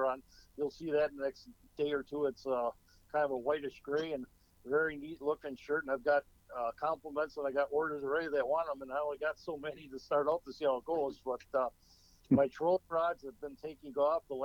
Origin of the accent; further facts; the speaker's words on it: Oshkosh, Wisconsin, United States; also born or lived in Jackson, Michigan / Appleton, Wisconsin; I was born and raised in Oshkosh, Wisconsin